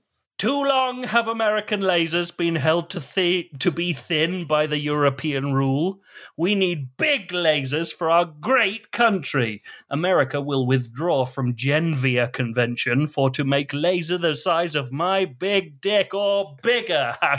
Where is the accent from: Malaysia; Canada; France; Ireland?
Canada; Kanata, Ontario; Well, I grew up in Kanata, and it was hell.